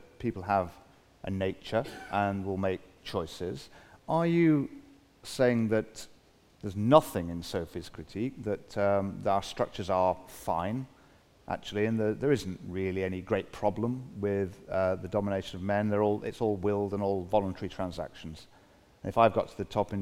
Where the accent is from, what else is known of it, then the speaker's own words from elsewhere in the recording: Manchester, North West England, United Kingdom; I grew up in Manchester, in a not particularly salubrious part of town